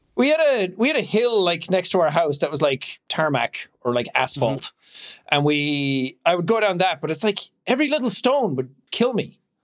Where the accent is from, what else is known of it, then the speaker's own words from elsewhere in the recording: Ireland; I'm Irish. I don't say ATH words properly